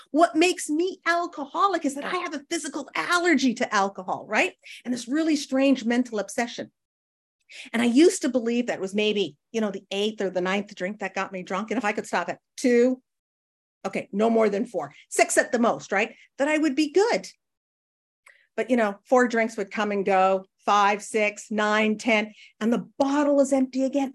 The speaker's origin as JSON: {"language": "English", "region": "Northern Canada", "country": "Canada", "tie": "born or raised there", "said": "I grew up in Northern Canada where it, like, gets to minus forty"}